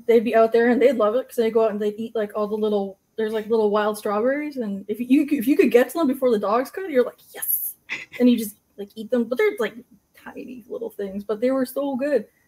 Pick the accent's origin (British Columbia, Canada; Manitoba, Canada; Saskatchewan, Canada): British Columbia, Canada; Secwepemc and Okanagan Nations, interior; I'm from the uh, and uh, are uh, uh, Shuswap and the Okanagan Nations in the interior BC